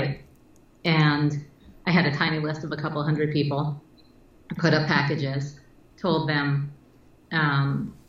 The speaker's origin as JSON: {"language": "English", "town": "New York City", "region": "New York", "country": "United States", "tie": "born or raised there", "said": "growing up in New York City when it was dirty and filled with perverts and muggers"}